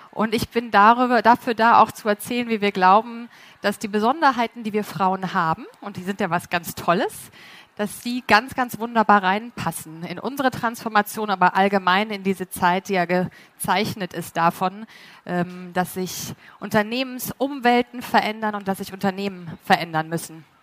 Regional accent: Munich, Bavaria, Germany; Ich bin auch aus München.

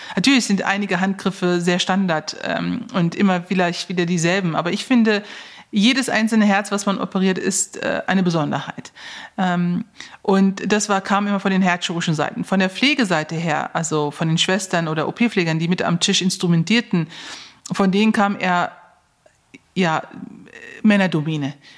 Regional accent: Neuss, North Rhine-Westphalia, Germany; ich komme ja aus Neuss

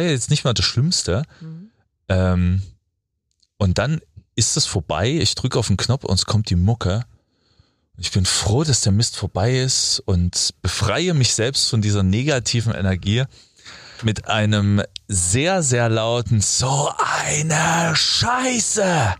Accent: Freiberg, Saxony, Germany; ich bin in Freiberg groß geworden

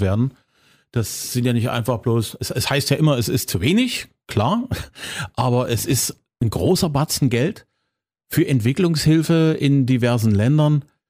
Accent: Zwickau, Saxony, Germany; meiner Heimatstadt

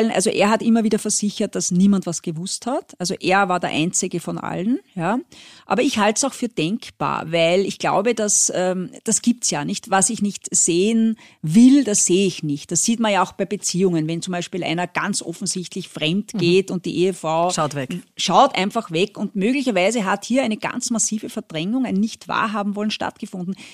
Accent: France; now in Austria; ich bin ja teilweise in Frankreich aufgewachsen, äh, Österreich ist schon ein bisschen speziell.

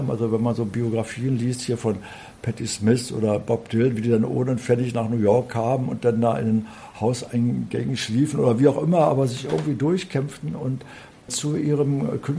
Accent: West Berlin, Berlin, Germany; So haben also viele Musiker damals in West-Berlin, wo ich aufgewachsen bin, einen Taxischein gemacht.

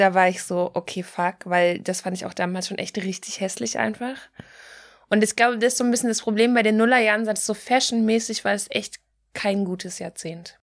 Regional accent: Pforzheim, Baden-Württemberg, Germany; bei uns in der Kleinstadt in Pforzheim, wo ich aufgewachsen bin

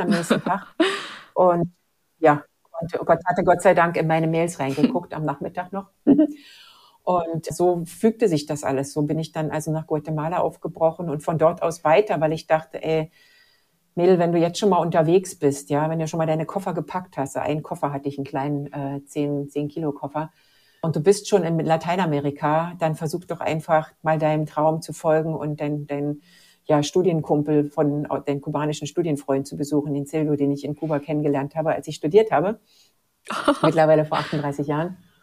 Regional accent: Germany; moved away as an adult; also born or lived in Mexico / Latin America; Ich komme noch dazu aus der DDR.

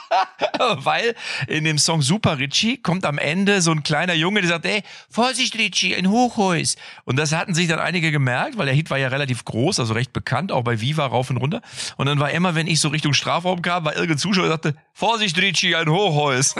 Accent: Lippstadt, North Rhine-Westphalia, Germany; ich komme ja aus Lippstadt und mein Vater war ja der Trainer, der A-Jugendtrainer

